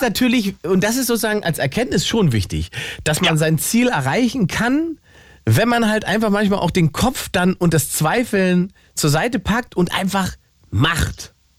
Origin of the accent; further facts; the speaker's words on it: Salzwedel, Saxony-Anhalt, Germany; moved away; Da bin ich geboren übrigens, in Salzwedel